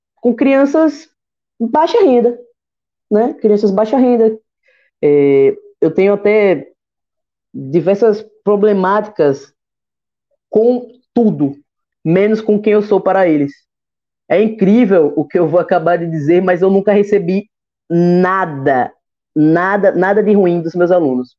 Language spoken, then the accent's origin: Portuguese; Sergipe, Brazil; also born or lived in Capela, Sergipe; now in Aracaju, Brazil; Eu moro aqui na capital, então é, nasci no interior, mas não me criei